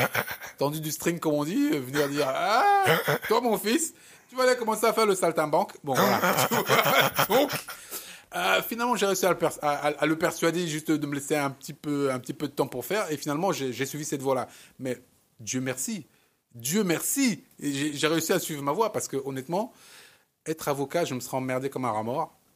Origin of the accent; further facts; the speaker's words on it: Cameroon; moi, comme je, je suis camerounais d'origine, euh, et, j'ai mis 30 ans avant de retourner au Cameroun